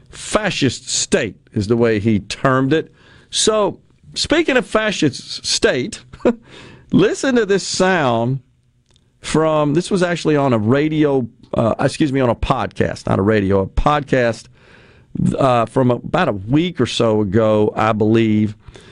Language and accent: English; West Virginia, United States; I am a coal miner's daughter. Most of my family were coal miners. I was raised in the Hollers in West Virginia.